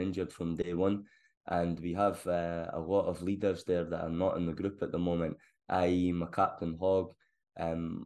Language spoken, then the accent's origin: English; Scotland, United Kingdom; now in England; as a Scotsman down here